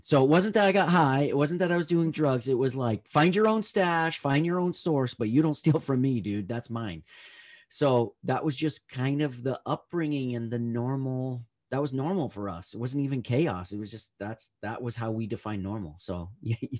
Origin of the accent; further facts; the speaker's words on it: Northern California, United States; I grew up in Northern California